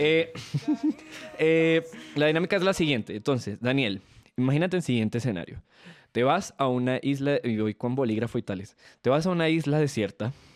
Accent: Venezuela; moved away; yo soy, al ser venezolano

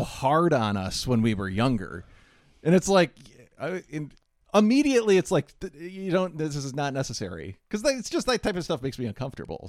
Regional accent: Midwest, United States; We're also from the Midwest

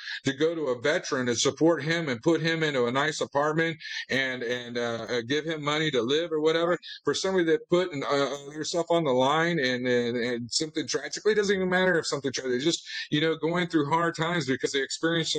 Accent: United States; as American people we are

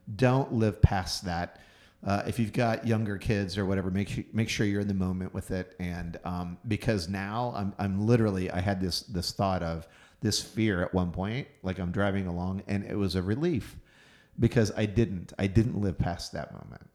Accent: Houston, Texas, United States; moved away; Houston, Texas, my hometown

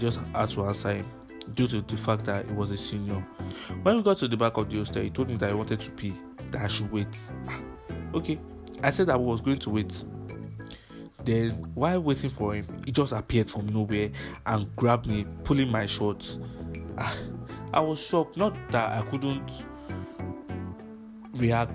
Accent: Nigeria; my story as a Nigerian kid

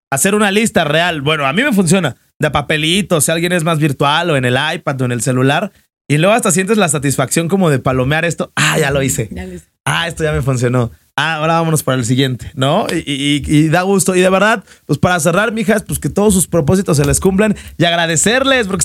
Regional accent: Mexico

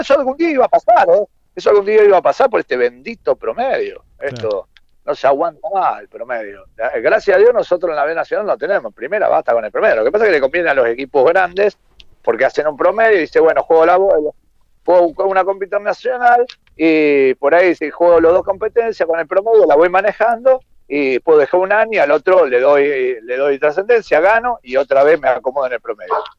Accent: Rosario, Santa Fe, Argentina; Yo soy rosarino, vivo en, en, Rosario, en realidad vivo en un pueblo estar pegado a Rosario.

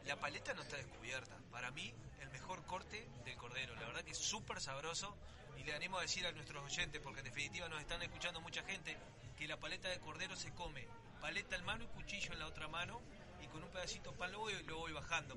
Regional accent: Uruguay; nosotros como uruguayos que tenemos grandes conocimientos, principalmente los que venimos del interior

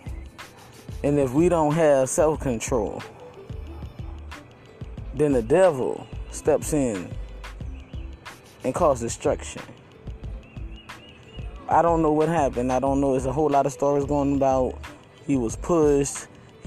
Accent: New Orleans, Louisiana, United States; New Orleans, my hometown

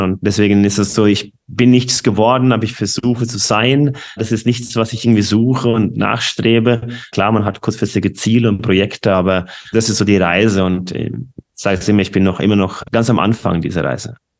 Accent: Norway; German is a second language; moved away; ich bin gebürtige Norweger

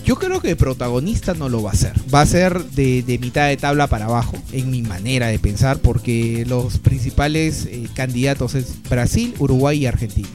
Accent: Peru; los que discriminamos más en Latinoamérica, más allá del promedio, somos los peruanos

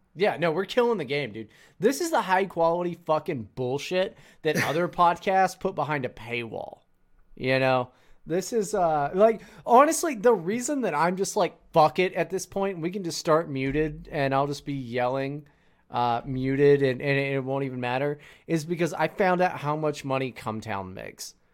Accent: California, United States; I was from California

